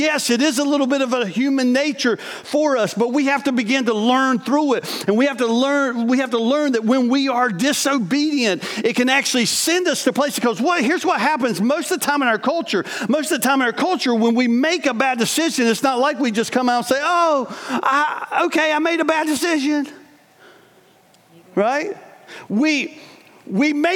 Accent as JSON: {"language": "English", "region": "the South", "country": "United States", "tie": "born or raised there", "also_born_or_lived": "New York", "moved": "as an adult", "said": "I grew up in the South and lived in a family that we weren't always honest with each other"}